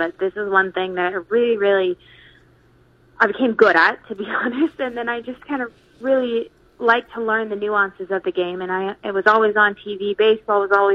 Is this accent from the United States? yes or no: yes; San Diego, California, United States; moved away as an adult; also born or lived in Chicago, Illinois / North Dakota / Concordia, Nebraska; now in Maryville, United States; growing up in California, it was a great, great state to play ball